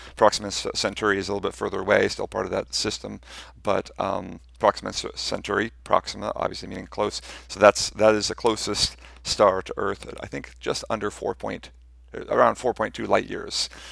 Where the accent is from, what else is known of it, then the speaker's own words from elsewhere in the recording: United States; I'm, I'm American